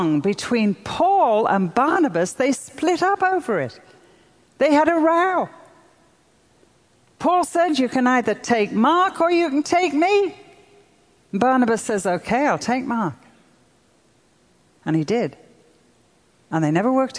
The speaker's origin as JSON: {"language": "English", "country": "United Kingdom", "said": "I'm European. I'm British."}